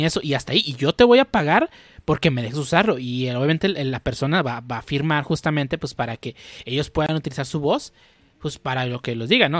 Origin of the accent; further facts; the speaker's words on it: Mexico; estoy pensando como mexicano